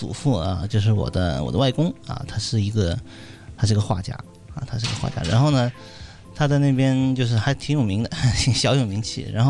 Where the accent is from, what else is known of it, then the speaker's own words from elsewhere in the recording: Jingdezhen, Jiangxi, China; 我七九年出生，出生在呃江西省的一个小镇，就是景德镇啊，大家都可能听说过这个这个这个小镇。我们那边是做瓷器的